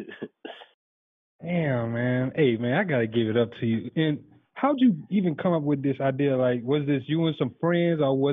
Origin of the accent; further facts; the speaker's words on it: Louisiana, United States; growing up in Louisiana